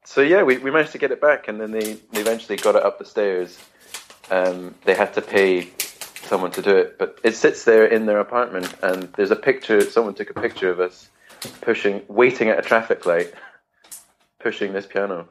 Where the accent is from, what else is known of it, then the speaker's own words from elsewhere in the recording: Edinburgh, Scotland, United Kingdom; moved away as an adult; also born or lived in London / Bergen; I grew up in Edinburgh, in Scotland